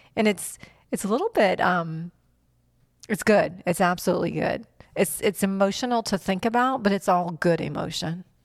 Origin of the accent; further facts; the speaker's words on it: North Port, Florida, United States; also born or lived in New York / Fort Benning, Georgia / Venice, Florida; I was born in New York, into a big Italian family, and when my grandparents moved to Florida, the family moved to Florida, Northport specifically, and lived in Northport until I met Mark